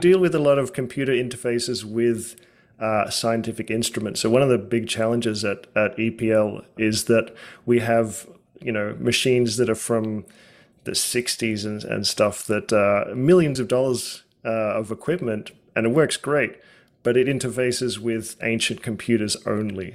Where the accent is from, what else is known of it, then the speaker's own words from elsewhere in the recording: Australia; now in United States; growing up in Australia